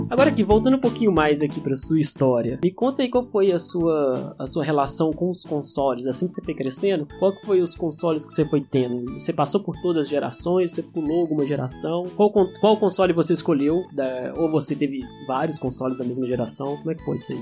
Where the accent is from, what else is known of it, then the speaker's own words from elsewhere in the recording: Belo Horizonte, Minas Gerais, Brazil; eu cresci em Belo Horizonte, eu sou de BH